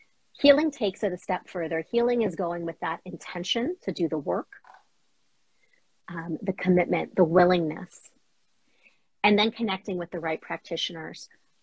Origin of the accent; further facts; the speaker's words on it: Boston, Massachusetts, United States; So as a Bostonian, I love underground at Ink Block.